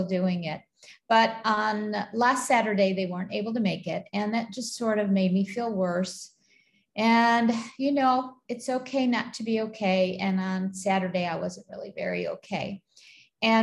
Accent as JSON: {"language": "English", "town": "Buffalo", "region": "New York", "country": "United States", "tie": "born or raised there", "moved": "as an adult", "lives_now": "Kuwait", "said": "I grew up in Buffalo, New York"}